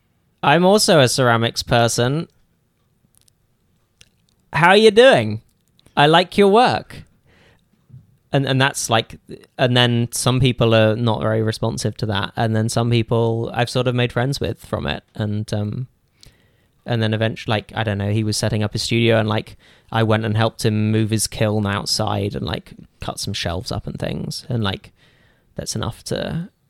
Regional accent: Cambridge, East of England, United Kingdom; moved away as an adult; now in Burnaby, Canada; I moved from Cambridge where I'd lived my entire life.

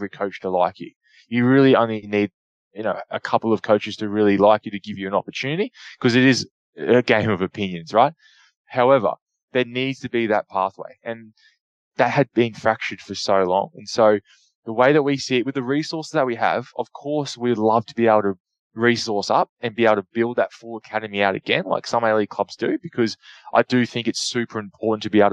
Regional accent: Queensland, Australia; being from Queensland, being a Queenslander

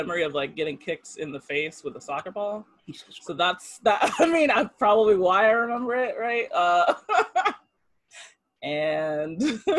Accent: Oakland, California, United States; moved away; also born or lived in Japan; I was born in Oakland, California.

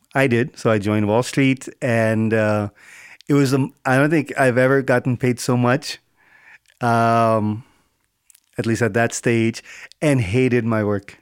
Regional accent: South India, India; moved away; also born or lived in Bombay; I'm South Indian, um, all family spoke Telugu

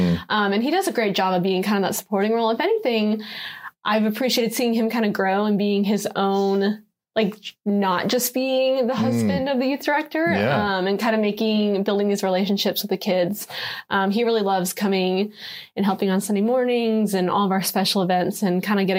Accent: Houston, Texas, United States; also born or lived in Virginia / Jacksonville, Florida / Newport, Rhode Island; So I was born in Virginia and then lived in Virginia for a couple of years, lived in Jacksonville, Florida, and then lived in Newport, Rhode Island for a good amount of time before we were brought down to Houston.

